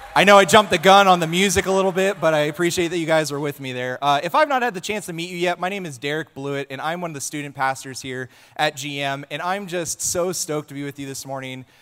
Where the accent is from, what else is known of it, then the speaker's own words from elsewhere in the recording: Southern California, United States; now in Texas, United States; I'm from Southern California, so, like, I was never raised in the religion that is football that we have out here